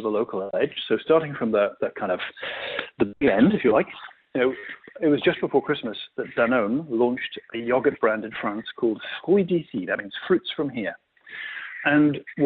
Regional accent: United Kingdom; you probably guessed by my accent where I'm from

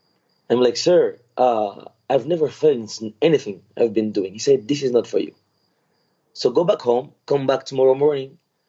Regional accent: Madagascar; I grew up in Madagascar. My family have been in Madagascar for many generations, but I have different roots.

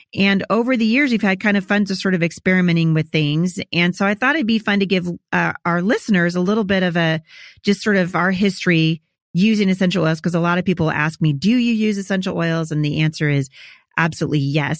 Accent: Portland, Oregon, United States; also born or lived in Chattanooga; I'm from Portland

